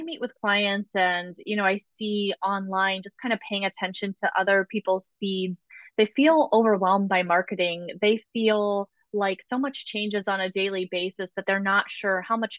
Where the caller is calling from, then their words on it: Ohio, United States; Joining from chilly Ohio. Spring has not sprung here.